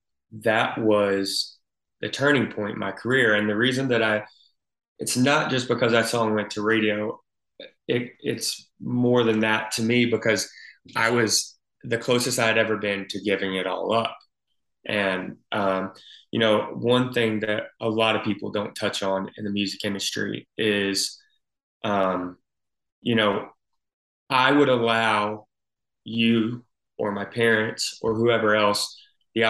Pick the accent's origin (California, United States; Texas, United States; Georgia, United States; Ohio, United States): Georgia, United States; Albany; also born or lived in upstate New York; I claim Albany, Georgia is my hometown. My dad was in the military, so I grew up bouncing around back and forth the whole first probably 10 years of my life. And then obviously moving into South Georgia from upstate New York